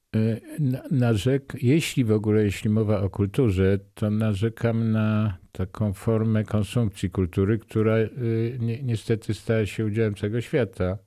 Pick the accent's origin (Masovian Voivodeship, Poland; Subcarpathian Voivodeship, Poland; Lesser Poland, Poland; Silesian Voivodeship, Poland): Lesser Poland, Poland; Nowy Sącz; ja jestem z Nowego Sącza